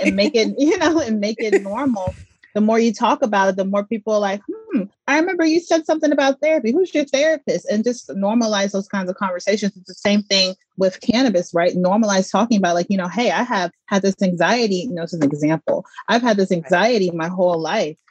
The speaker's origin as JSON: {"language": "English", "region": "Georgia", "country": "United States", "tie": "born or raised there", "also_born_or_lived": "Mississippi / New York", "moved": "as an adult", "lives_now": "Los Angeles, United States", "said": "I was born in Mississippi and partially mm. raised there. I also grew up in Georgia. I went to middle school, high school, and I also attended Georgia State University for college."}